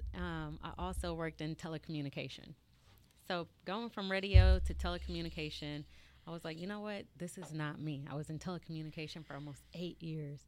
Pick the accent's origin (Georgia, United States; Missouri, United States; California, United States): Georgia, United States; Marietta; I am from Marietta, Georgia.